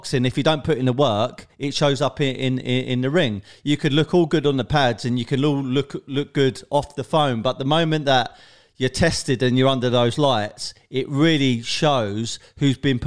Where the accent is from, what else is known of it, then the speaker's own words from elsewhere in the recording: London, United Kingdom; I'm basically from South London, Tulse Hill, Brixton, that kind of area